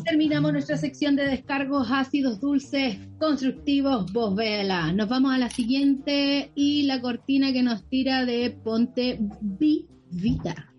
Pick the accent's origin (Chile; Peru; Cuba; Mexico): Chile; moved away as an adult; now in Canada; en Chile, en mi país, que todavía no me siento que estoy acá, llevo cinco meses y mi cabeza está todavía en Chile.